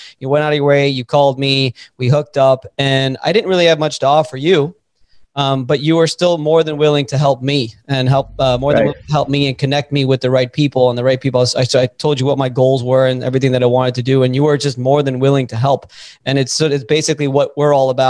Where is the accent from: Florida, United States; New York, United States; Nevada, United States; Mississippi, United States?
Florida, United States; Miami; I'm from Miami. I'm a city guy.